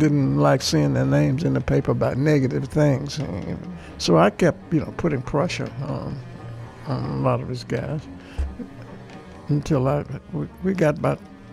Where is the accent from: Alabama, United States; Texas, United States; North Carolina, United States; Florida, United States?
Alabama, United States; Birmingham; I grew up in Birmingham